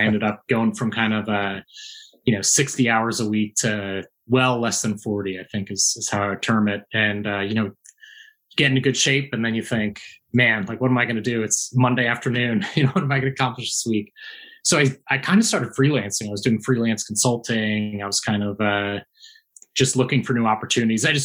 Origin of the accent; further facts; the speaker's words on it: outside of Philadelphia, Pennsylvania, United States; moved away as an adult; also born or lived in California / Washington, D.C.; I grew up outside of Philadelphia